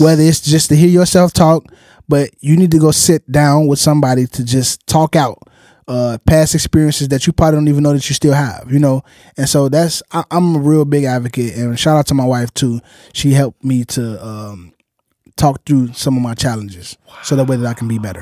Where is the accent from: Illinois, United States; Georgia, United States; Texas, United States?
Illinois, United States; Chicago; growing up in Chicago